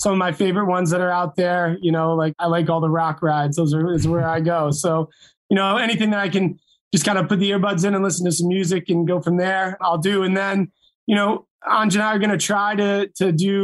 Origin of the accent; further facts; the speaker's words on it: Massachusetts, United States; Growing up in Massachusetts